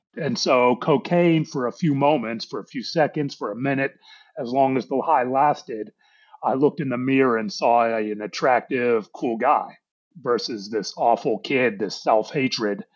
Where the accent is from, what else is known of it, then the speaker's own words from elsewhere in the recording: Pittsburgh, Pennsylvania, United States; now in Dallas, United States; I was born and raised in Pittsburgh, Pennsylvania, though I live in Dallas now